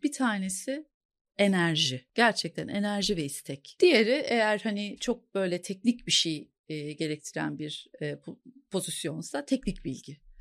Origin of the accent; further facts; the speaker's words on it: Ankara, Turkey; moved away as an adult; now in Istanbul, Turkey; Ankaralıyım aslında. TED Ankara Koleji mezunuyum